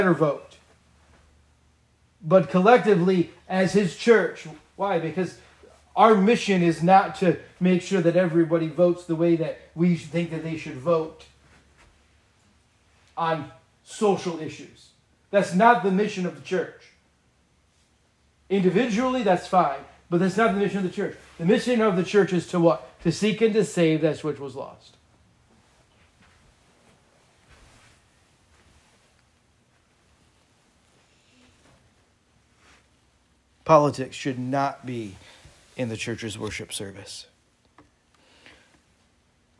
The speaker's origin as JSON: {"language": "English", "country": "United States", "said": "I am an American. I've been an American for 41 and a half years approximately"}